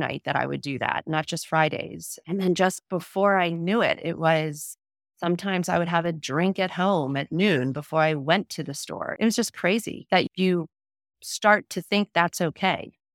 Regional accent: Delaware, United States; I grew up in Delaware, small town in Delaware, born and raised there.

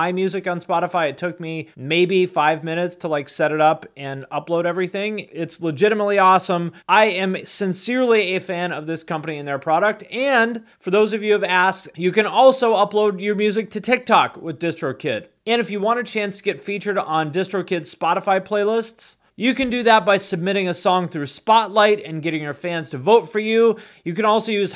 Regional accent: Seattle, Washington, United States; moved away; also born or lived in Cleveland; I grew up in Seattle

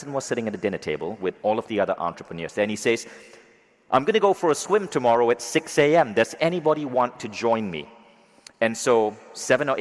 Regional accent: Malaysia; I grew up in Malaysia

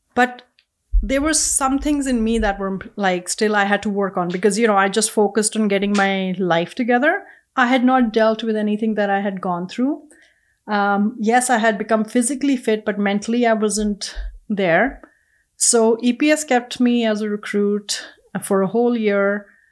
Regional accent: India; English is a second language; moved away as an adult; now in Edmonton, Canada; growing up in India

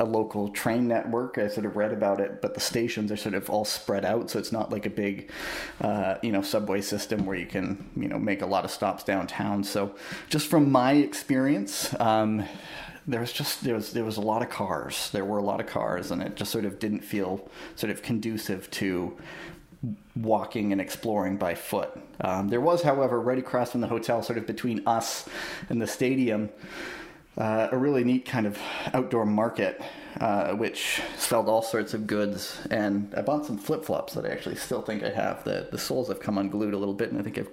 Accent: Ottawa, Ontario, Canada; moved away; I grew up in Ottawa, well, a little bit in Ottawa. I was born there

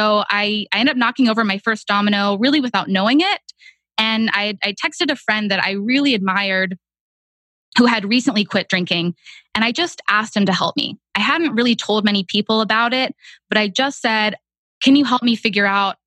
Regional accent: Texas, United States; moved away as an adult; also born or lived in Boston; now in Austin, United States; I moved from Boston back home to Texas

